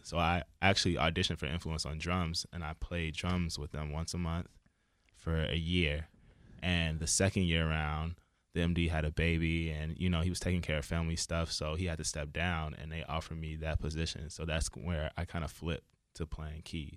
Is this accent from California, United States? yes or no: no; Chicago, Illinois, United States; moved away as an adult; now in Boston, United States; I'm originally from Chicago.